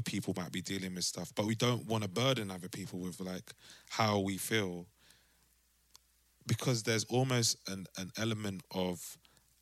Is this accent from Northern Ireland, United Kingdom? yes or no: no; London, United Kingdom; moved away as an adult; now in Amsterdam, Netherlands; growing up in South and like from maybe 10, the age that you start to travel to school by yourself to the age that you have your own car